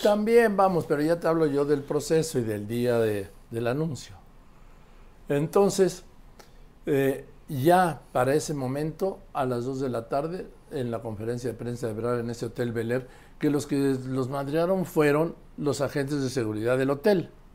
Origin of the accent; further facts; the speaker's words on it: Mexico; also born or lived in Madrid; Soy mexicano, pero el nacimiento soy madrileño